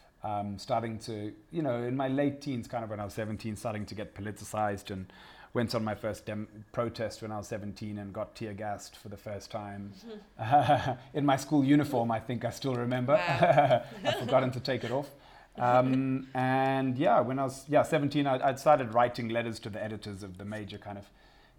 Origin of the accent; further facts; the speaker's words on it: Zimbabwe; growing up in Zimbabwe, so I grew up in a family that was very much about social justice